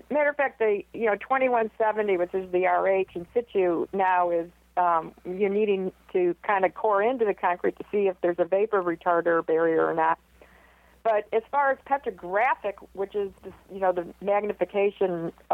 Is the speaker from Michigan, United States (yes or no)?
yes; Michigan, United States; now in Houston, United States; I'm from Michigan